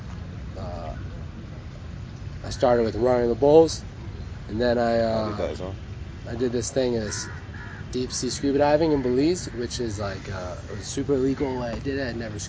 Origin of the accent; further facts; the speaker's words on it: Nepal; born there; I was born in Nepal.